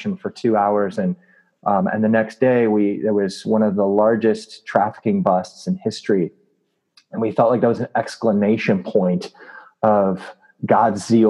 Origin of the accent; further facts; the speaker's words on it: Southern California, United States; Growing up, I grew up in Southern California.